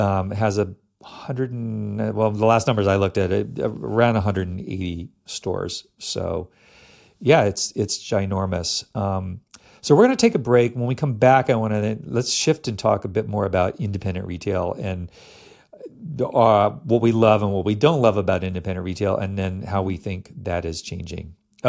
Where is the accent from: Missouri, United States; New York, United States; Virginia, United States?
Virginia, United States; I grew up in Northern Virginia outside Washington, D.C., and the big ski shop was Ski Chalet